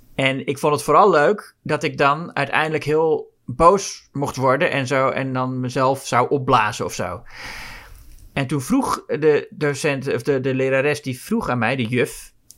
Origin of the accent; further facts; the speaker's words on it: Amsterdam, North Holland, Netherlands; voor mij als Amsterdammer